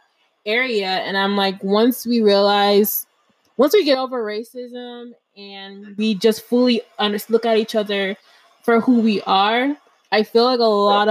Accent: Harrisburg, Pennsylvania, United States; now in Florida, United States; Growing up in Pennsylvania, I grew up in a small town, Harrisburg

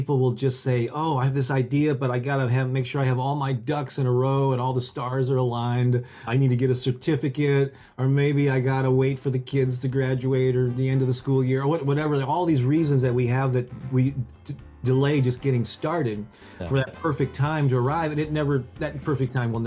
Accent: St. Louis, Missouri, United States; I was born and raised in St. Louis, Missouri, where I still live to this day.

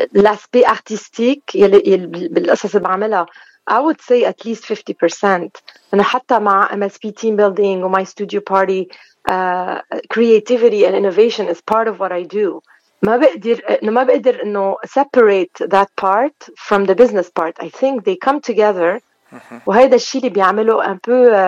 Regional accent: Beirut, Beirut Governorate, Lebanon; now in Montreal, Canada; اوريجينالمون من الاشرفيه من بيروت

